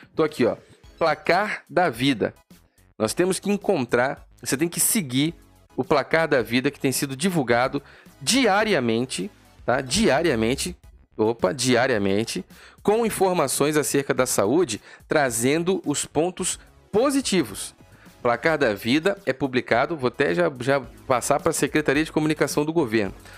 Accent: Brazil; Eu sou brasileiro, meu amigo. Eu sou brasileiro.

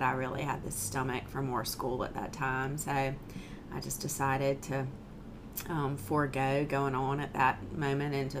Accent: Allendale or Hampton counties, South Carolina, United States; also born or lived in Tampa, Florida; Most of my life I lived in either Allendale or Hampton counties

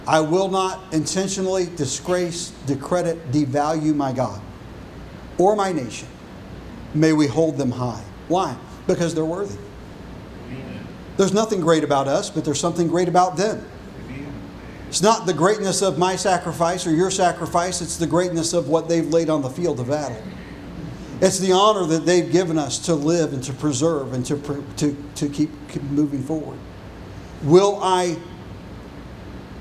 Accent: United States; As an American

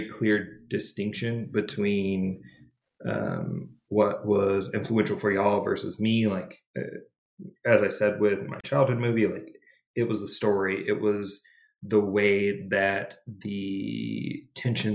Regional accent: Michigan, United States; growing up in Michigan, lakes are everywhere

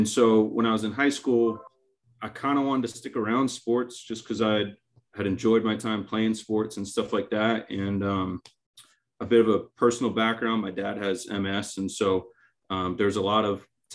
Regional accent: Maine, United States; now in Wilmington, United States; I grew up in Maine

